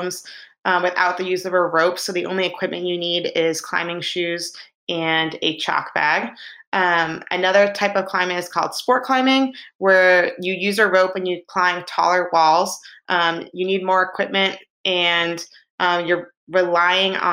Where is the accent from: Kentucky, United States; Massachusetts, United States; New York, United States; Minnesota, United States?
Massachusetts, United States; Boston; I grew up in Boston, Mass, in a small suburb